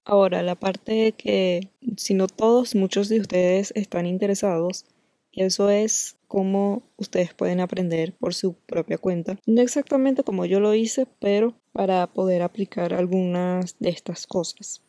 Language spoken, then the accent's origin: Spanish; Venezuela; nosotros los venezolanos